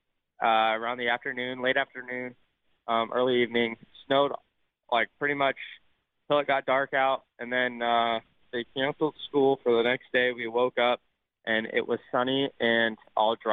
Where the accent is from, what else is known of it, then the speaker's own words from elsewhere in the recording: Las Vegas, Nevada, United States; Las Vegas, my hometown